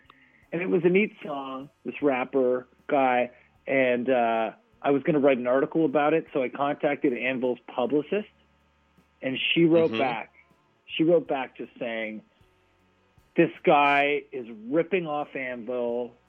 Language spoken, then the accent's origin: English; Canada; It was fun being distinctly Canadian tonight.